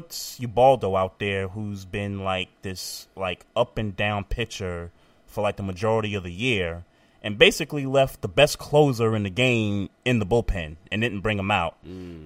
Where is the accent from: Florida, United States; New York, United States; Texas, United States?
New York, United States; as a New Yorker